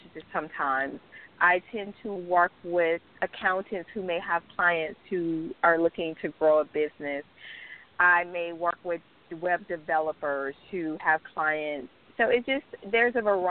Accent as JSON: {"language": "English", "town": "Miami", "region": "Florida", "country": "United States", "tie": "born or raised there", "said": "I am born and raised in South Florida, Miami"}